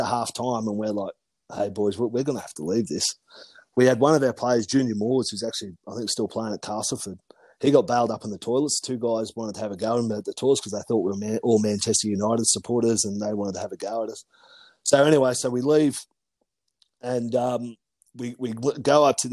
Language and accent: English; Canberra, Australian Capital Territory, Australia; moved away as an adult; also born or lived in Melbourne; growing up in Canberra